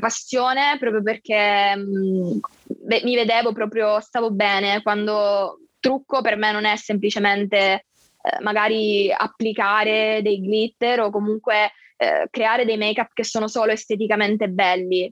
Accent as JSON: {"language": "Italian", "town": "Catania", "region": "Sicily", "country": "Italy", "said": "ho 22 anni e sono di Catania, quindi vengo dal sud Italia"}